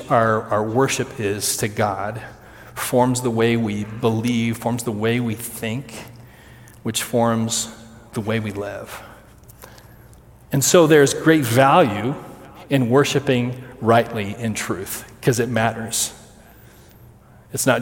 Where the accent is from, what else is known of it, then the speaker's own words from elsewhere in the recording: Kansas, United States; I'm from Kansas